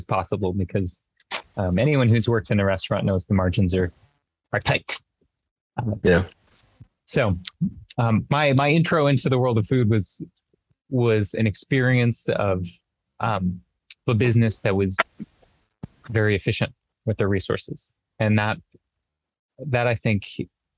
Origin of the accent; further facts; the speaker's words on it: Mojave Desert, Southern California, United States; I grew up in Southern California out in the Mojave Desert